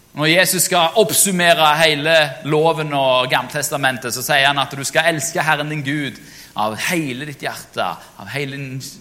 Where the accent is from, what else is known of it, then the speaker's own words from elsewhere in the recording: Jørpeland, Rogaland, Norway; moved away; jeg var i min gamle menighet hjemme på Jørpeland